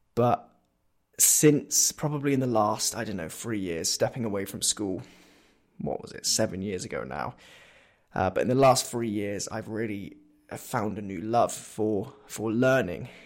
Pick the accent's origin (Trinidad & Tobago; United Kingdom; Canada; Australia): United Kingdom; Corby, East Midlands; also born or lived in Northampton; we as a family, so my mum, my dad, and my brother Ashley, we moved to Corby